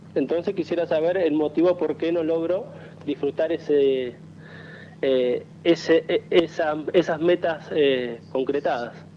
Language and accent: Spanish; San Pedro, Buenos Aires Province, Argentina; moved away as an adult; now in Zárate, Argentina; soy de Zárate, nací en San Pedro, pero hace dos años que vivo en esta ciudad